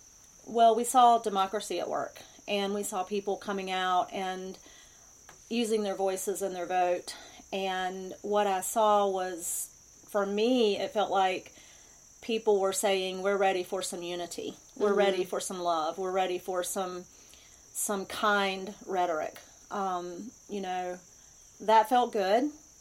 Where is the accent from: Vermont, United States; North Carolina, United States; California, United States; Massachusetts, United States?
North Carolina, United States; Wilmington; moved away as an adult; also born or lived in Hudson Valley, New York; I'm a Wilmingtonian, so I grew up in Wilmington and spent pretty much my whole life there until about 2.5 years ago. We moved to the Hudson Valley for my husband's work. And then in May, we moved here to the mountains of North Carolina.